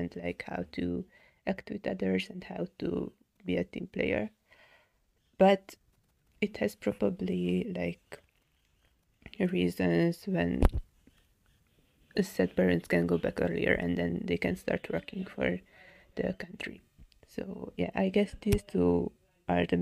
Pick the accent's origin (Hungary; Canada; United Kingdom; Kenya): Hungary; I'm from Hungary